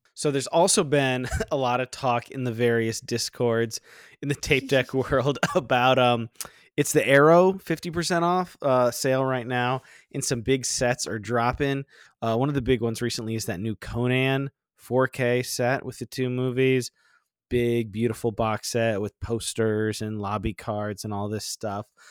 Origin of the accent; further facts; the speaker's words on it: Florida, United States; I grew up in Florida